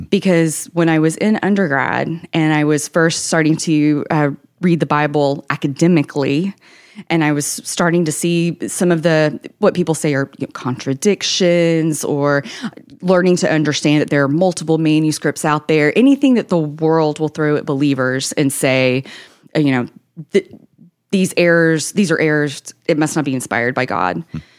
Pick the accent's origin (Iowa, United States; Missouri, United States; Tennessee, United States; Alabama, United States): Tennessee, United States; Nashville; I'm from Tennessee, the Nashville area. I was born and raised here